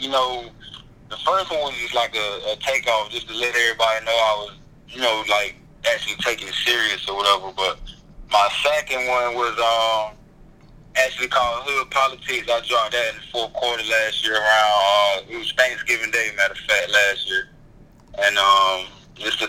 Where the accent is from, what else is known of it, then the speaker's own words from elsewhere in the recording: Wilson, North Carolina, United States; also born or lived in Goldsboro / LaGrange; I'm from Wilson, born in Wilson, raised in Wilson